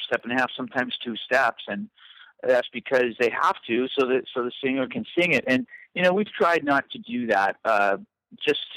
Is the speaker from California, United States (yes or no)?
yes; Southern California, United States; also born or lived in Whittier / Pasadena / La Mirada / Fullerton; I grew up in Southern California